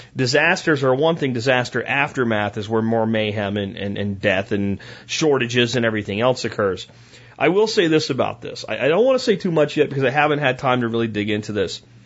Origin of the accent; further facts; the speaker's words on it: Pennsylvania, United States; also born or lived in Florida; now in Texas, United States; I grew up in Pennsylvania, in a little coal town that I grew up in, and we had our little malls like in Pottsville and Frackville